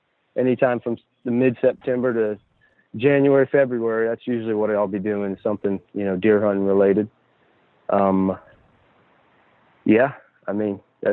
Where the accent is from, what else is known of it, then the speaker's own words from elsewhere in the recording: Umatilla, Florida, United States; I'm from Central Florida. I live in a little town called Umatilla. Lived here my whole life as far as the Central Florida region.